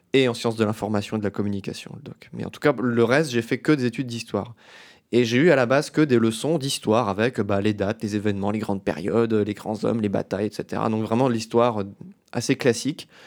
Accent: Metz, Grand Est, France; Je viens de Metz, en Lorraine, en France

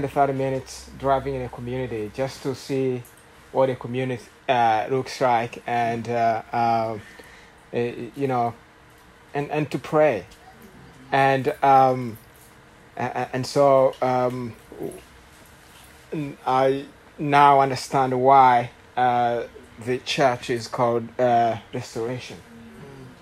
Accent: Rwanda; English is a second language; now in Houston, United States; you will tell by my accent that I am not from Houston. I'm from Rwanda

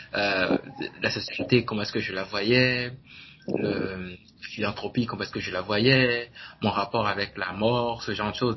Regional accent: Benin; Je suis béninois, né, au Bénin.

